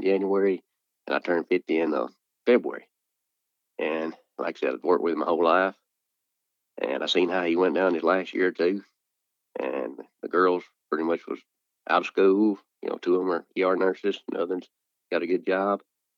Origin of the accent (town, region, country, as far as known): Bruce, Mississippi, United States; born or raised there